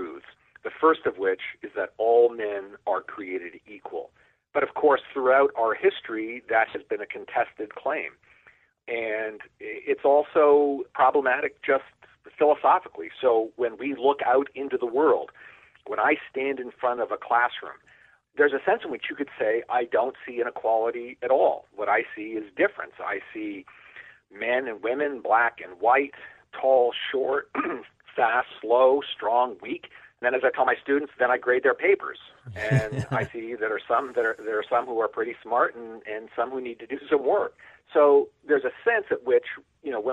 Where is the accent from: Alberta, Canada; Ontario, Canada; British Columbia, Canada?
Ontario, Canada; Niagara Falls; moved away as an adult; now in United States; When I was about 7 or 8 years old, living in Niagara Falls, Ontario, Canada